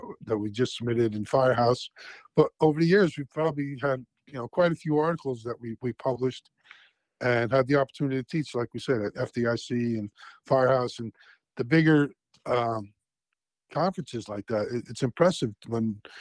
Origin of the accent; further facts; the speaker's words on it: Cliffside Park, New Jersey, United States; I was from Cliffside Park.